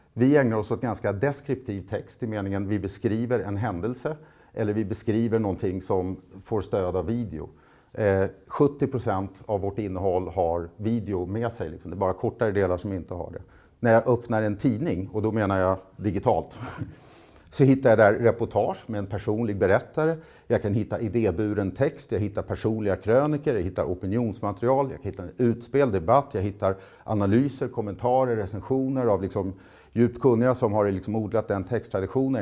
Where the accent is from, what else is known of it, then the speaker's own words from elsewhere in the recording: Nynäshamn, Stockholm County, Sweden; Nynäshamn där jag är ifrån